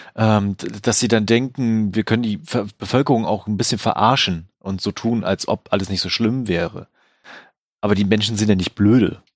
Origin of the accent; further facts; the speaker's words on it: Germany; bei uns in Deutschland